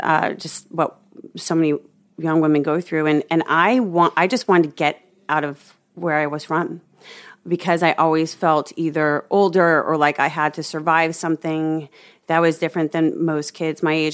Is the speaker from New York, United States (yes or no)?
no; Omaha, Nebraska, United States; I grew up in Omaha, Nebraska